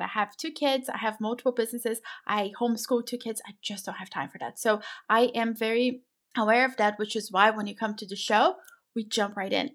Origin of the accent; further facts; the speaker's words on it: Brazil; I'm from Brazil